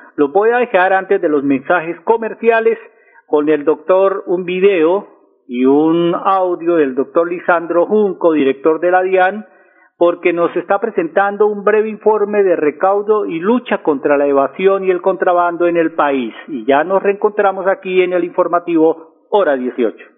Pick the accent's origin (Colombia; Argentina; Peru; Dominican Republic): Colombia; also born or lived in Bucaramanga